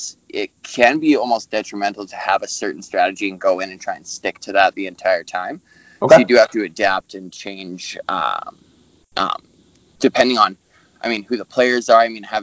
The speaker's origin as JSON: {"language": "English", "town": "Calgary", "region": "Alberta", "country": "Canada", "said": "I'm from Calgary, Alberta. I'm 27 years old"}